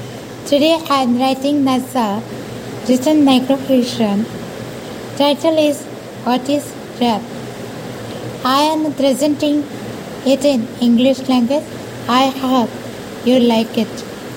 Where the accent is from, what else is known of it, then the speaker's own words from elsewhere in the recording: Jamnagar, Gujarat, India; Jai Sri Krishna. … I am from Jamnagar, Gujarat. I have studies till SSC. I can write and speak in three languages. I am 41 years old.